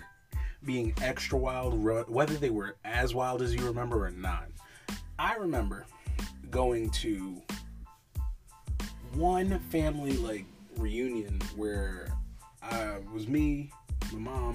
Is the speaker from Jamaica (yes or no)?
no; New York, United States; in my hometown, there were like 53 different pizza spots, and they all were good. That's what happens when you grow up in New York